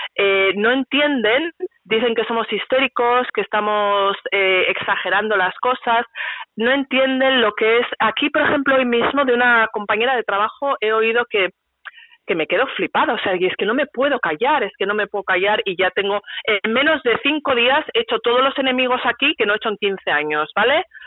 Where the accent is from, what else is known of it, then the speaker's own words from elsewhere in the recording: San Sebastián, Basque Country, Spain; moved away as an adult; now in Sweden; Yo soy una donostierra